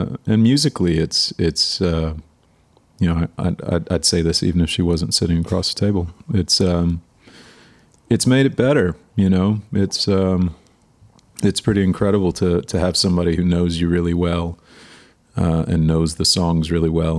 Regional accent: Waco, Texas, United States; also born or lived in New York; now in Nashville, United States; I grew up in Waco, Texas, which is right in the middle of the state

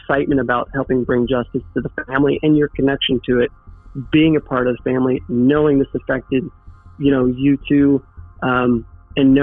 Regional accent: Bonne Terre, Missouri, United States; Bon Terre is a small town. That was also why it was so charming growing up there, because you knew everybody

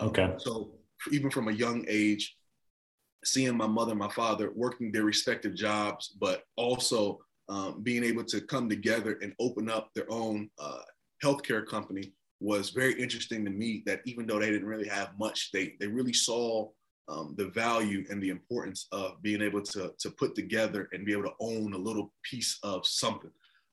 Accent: Nigeria; We have three main tribes, which is Igbo, Hausa, and Yoruba. I hail from the Igbo tribe, and all the tribes are very good at what they do.

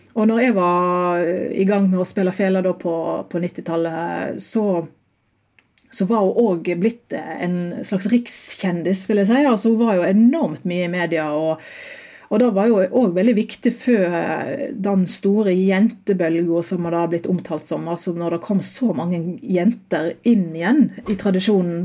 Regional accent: Eidfjord, Vestland, Norway; Jeg hadde undervisning på Hardingfela midt i skoletida eh, hjemme i Eifjord

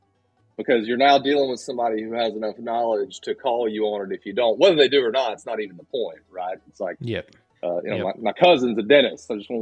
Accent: Sylva, North Carolina, United States; also born or lived in Atlanta, Georgia; I grew up here in West North Carolina. I went to Fairview Elementary, which is right here in Sylva, and then Smoky Mountain High School. And then when I graduated from Western Carolina University in 98 with a business degree and a major in marketing. And I moved down to Atlanta

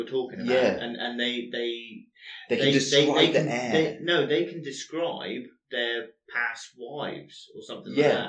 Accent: Cornwall, South West England, United Kingdom; I'm born and bred in Cornwall.

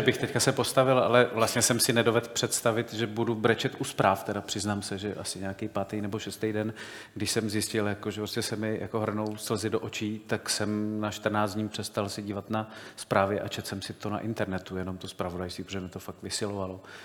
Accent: Czechia; my jako Češi můžeme přinést něco specifického

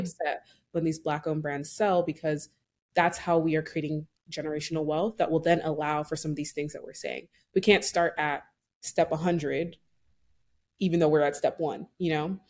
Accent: Nigeria; I'm Nigerian

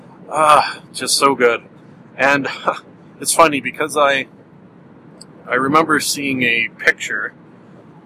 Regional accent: Canada; accent: Canadian; my Canadian accent

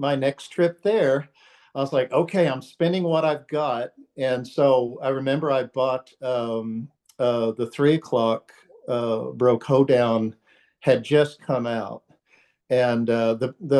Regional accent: rural Texas, United States; I grew up out in the rural part of Texas

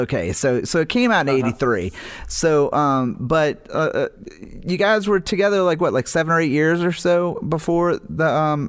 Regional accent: New Orleans, Louisiana, United States; moved away; also born or lived in Atlanta; growing up in New Orleans

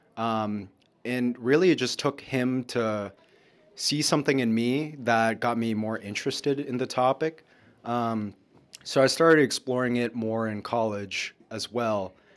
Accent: Lawrence, Massachusetts, United States; moved away; Lawrence, my hometown, is very much an immigrant city

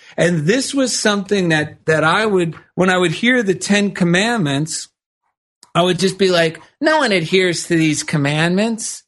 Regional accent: New Jersey, United States; now in Culver City, United States; a simple man from New Jersey

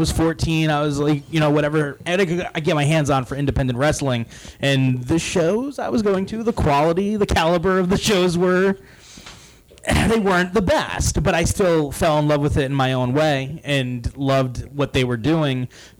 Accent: Rhode Island, United States; So I grew up in Rhode Island.

